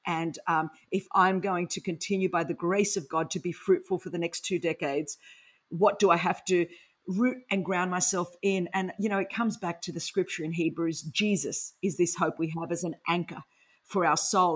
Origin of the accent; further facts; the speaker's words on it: Sydney, New South Wales, Australia; accent: Aussie; first language Greek; English is a second language; I grew up in Sydney, Australia